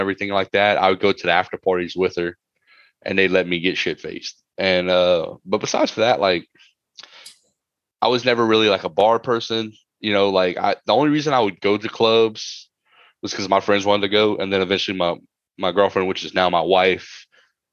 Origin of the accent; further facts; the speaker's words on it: Mamou, Louisiana, United States; also born or lived in New Jersey; I'm from Podunk Mamou, just like T-Boo is.